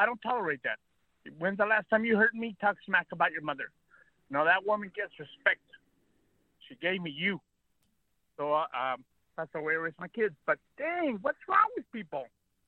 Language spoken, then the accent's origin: English; California, United States; also born or lived in Mexico; I was born in Mexico. I was raised here in California, thank goodness.